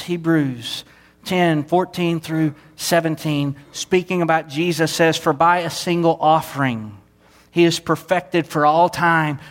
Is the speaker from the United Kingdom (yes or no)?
no; Southeast Texas, United States; born or raised there; moved away